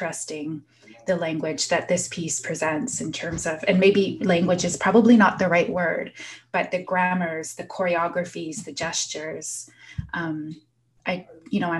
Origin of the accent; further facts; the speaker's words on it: Southern Ontario, Canada; also born or lived in Prince Albert, Saskatchewan; I was born in Prince Albert, Saskatchewan, and then adopted out and traveled east, and now, you know, pretty much raised in Southern Ontario